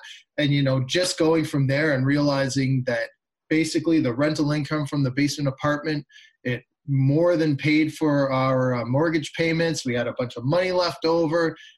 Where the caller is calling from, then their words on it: Oshawa, Ontario, Canada; Well, I'm sitting in sunny Oshawa right now, Oshawa, Ontario. Yep. That is about a half an hour, maybe 40 minutes east of downtown Toronto.